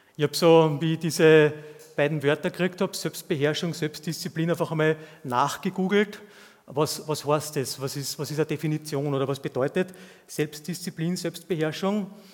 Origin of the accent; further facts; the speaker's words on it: Austria; zumindest hier bei uns in Österreich